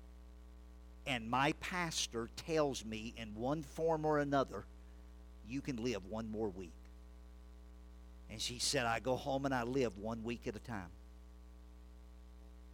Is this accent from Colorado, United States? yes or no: no; Louisiana, United States; I grew up in Louisiana, in the bayous and edge of the swamps